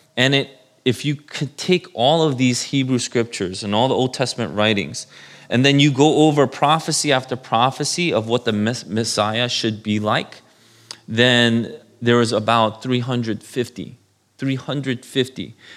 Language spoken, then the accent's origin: English; New York City, New York, United States; I was born in New York City, if you know Saint Vincent's Hospital in Manhattan